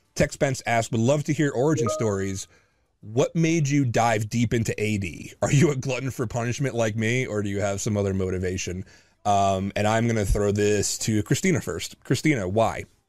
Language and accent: English; New Jersey, United States; I'm native New Jersey.